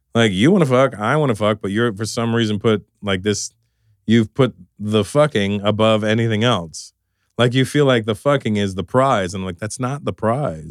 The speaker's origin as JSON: {"language": "English", "country": "Canada", "tie": "born or raised there", "said": "growing up in Canada"}